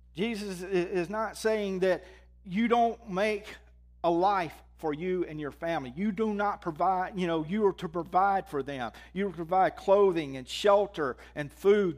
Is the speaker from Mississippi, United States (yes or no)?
yes; Mississippi, United States; moved away as an adult; I was born in Mississippi.